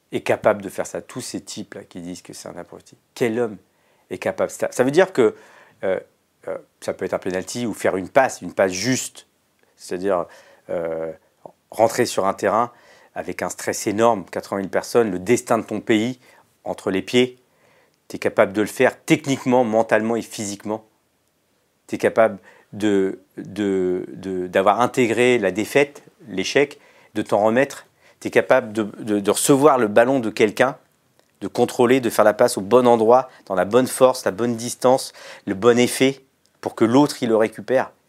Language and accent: French; Mauritius; Non, je parle pas hindi, moi je parle mauricien. Mon père parlait télégou on parle Télégo, on vient de l'Andhra Pradesh.